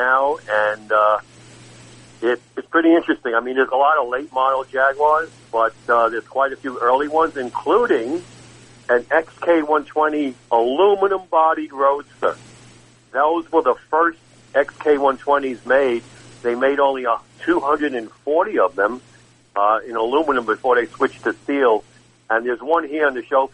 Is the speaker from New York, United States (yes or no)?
yes; New York City, New York, United States; Growing up in Brooklyn